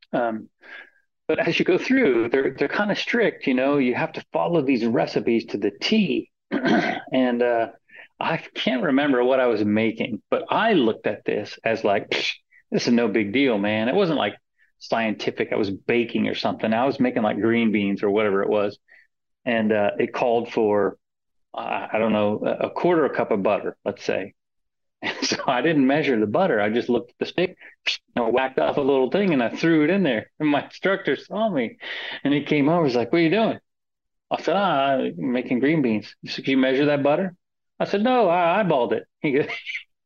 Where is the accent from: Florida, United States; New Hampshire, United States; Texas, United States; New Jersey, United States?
Florida, United States; moved away as an adult; I grew up in Florida